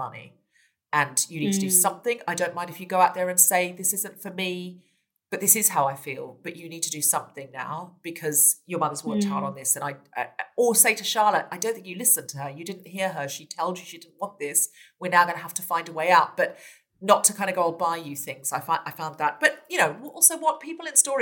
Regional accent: Gold Coast, Queensland, Australia; moved away; I was brought up on the beach in Australia

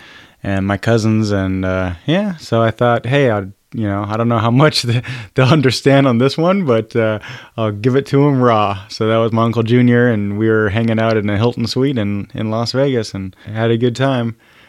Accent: Germany; also born or lived in Oregon, United States; I grew up in Germany, so hence the show about the U.S. and German.

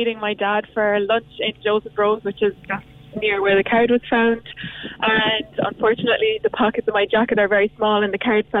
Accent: Clare, Munster, Ireland; I'm from Clare

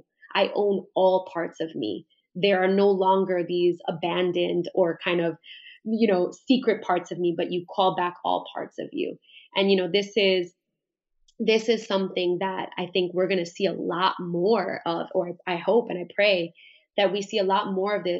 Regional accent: New York, United States; I was born and raised in Brooklyn

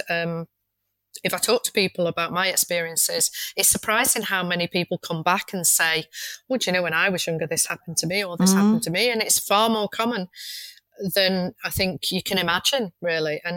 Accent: Manchester, North West England, United Kingdom; moved away; I'm originally from Manchester

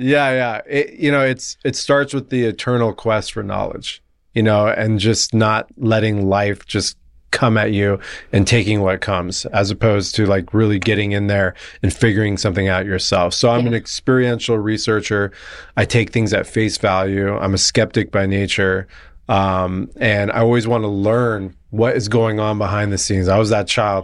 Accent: La Jolla, California, United States; I grew up in La Jolla, California, okay. down in San Diego

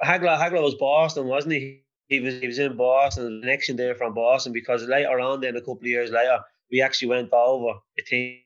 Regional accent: Dublin, Leinster, Ireland; I was born in Henrietta Street

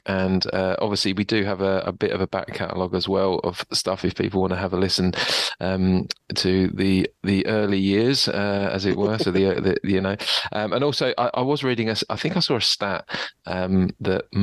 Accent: South East England, United Kingdom; now in Australia; growing up in Southeast England

